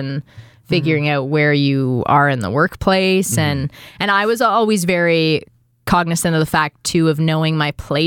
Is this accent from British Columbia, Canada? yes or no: no; Toronto, Ontario, Canada; accent: Etobicoke; moved away as an adult; also born or lived in Vancouver / London; now in Toronto, Canada; I'm from Etobicoke. I have an Etobicoke accent.